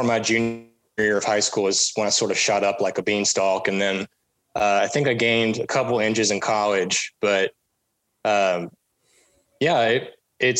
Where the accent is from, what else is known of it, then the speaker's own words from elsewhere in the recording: Birmingham, Alabama, United States; moved away as an adult; now in Austin, United States; I'm originally from Birmingham, Alabama